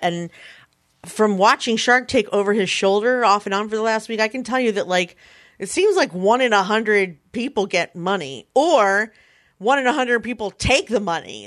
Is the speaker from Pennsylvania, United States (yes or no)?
yes; Philadelphia, Pennsylvania, United States; in Philadelphia, my hometown